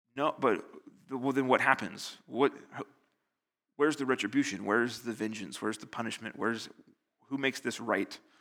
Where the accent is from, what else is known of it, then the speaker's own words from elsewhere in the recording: United States; now in Northern Ireland, United Kingdom; I'm American